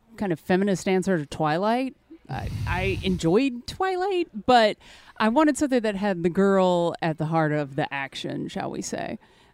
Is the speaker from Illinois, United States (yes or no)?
no; Mississippi, United States; now in New Orleans, United States; I'm originally from Mississippi, but I've lived all around. Currently, I'm based out of New Orleans.